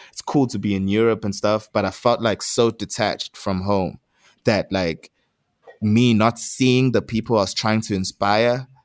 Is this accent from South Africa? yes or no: yes; South Africa; it's just like a pressure to like rep myself because I am from South Africa. I am Zulu. I am a, a skateboarder in the township.